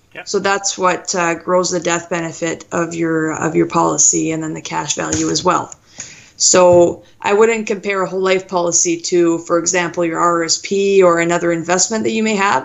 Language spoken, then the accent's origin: English; Thunder Bay, Ontario, Canada; I'm from Thunder Bay, so up north in Ontario